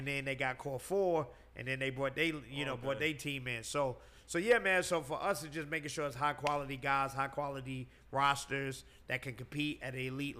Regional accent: New York, United States; moved away as an adult; now in Atlanta, United States; I was raised in New York, but I moved to Atlanta.

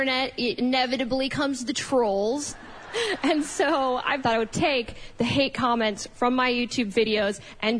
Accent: Wisconsin, United States; I am originally from Wisconsin, born and raised in a very tiny town where there were more cows than human beings.

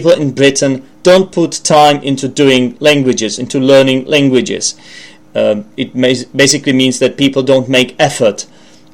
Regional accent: Czechia; English is a second language; I'm from the Czech Republic, I'm Czech

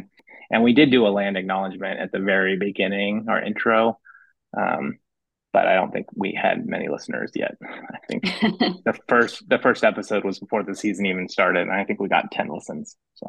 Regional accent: Sequim, Washington, United States; now in Washington, D.C., United States; I'm from Squim.

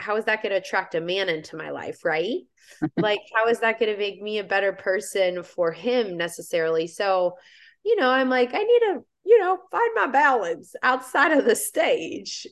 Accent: Indiana, United States; moved away as an adult; now in Florida, United States; I now live in Florida, uh, born and raised in Indiana.

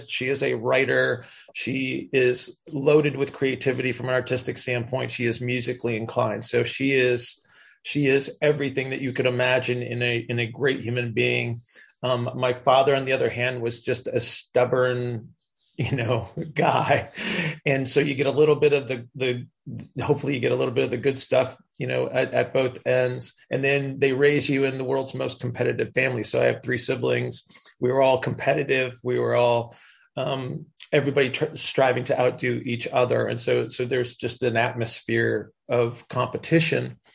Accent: Indiana, United States; yeah. and raised.

